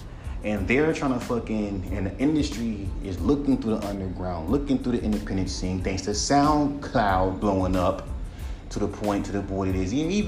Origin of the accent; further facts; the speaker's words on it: West Coast, United States; the only thing that's unique is that I'm from the West Coast and I'm rapping over a UK drill beat.